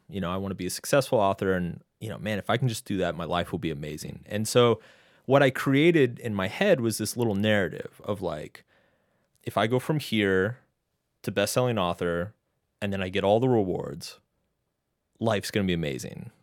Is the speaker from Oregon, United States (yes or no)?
no; Texas, United States; moved away as an adult; also born or lived in Boston; now in New York City, United States; I grew up in Texas